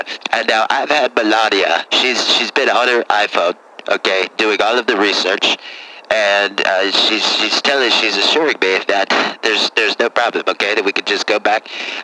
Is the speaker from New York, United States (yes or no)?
yes; New York, United States; I mean, I'm from New York, okay?